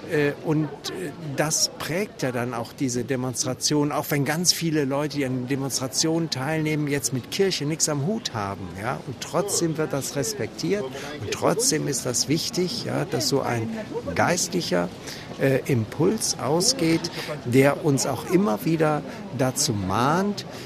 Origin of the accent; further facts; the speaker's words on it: West Germany, Germany; moved away as an adult; now in Leipzig, Germany; Ich lebe erst seit 1992 in Leipzig. Ähm, ich komme aus Westdeutschland und ähm, wurde dann 92 hier in der Thomaskirche Pfarrer.